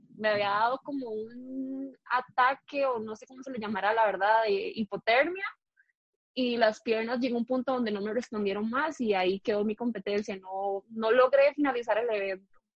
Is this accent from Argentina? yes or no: no; San Miguel de Desamparados, San José, Costa Rica; yo nací en San Miguel de Desamparados, toda la vida he sido de acá, aquí me crié.